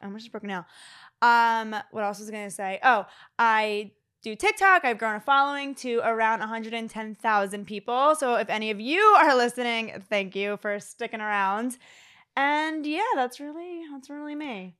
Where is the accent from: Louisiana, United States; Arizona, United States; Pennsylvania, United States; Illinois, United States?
Pennsylvania, United States; Philadelphia; now in Fort Lauderdale, United States; I'm twenty-eight years old. I am from Philadelphia. I currently live in Fort Lauderdale, Florida